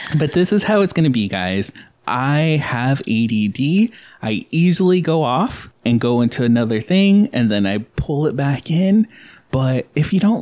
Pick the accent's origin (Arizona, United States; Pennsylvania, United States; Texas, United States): Arizona, United States; Gilbert; We grew up in Gilbert when it was poor.